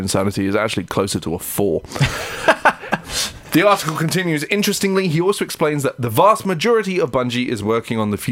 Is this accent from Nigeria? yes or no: no; United Kingdom; We're British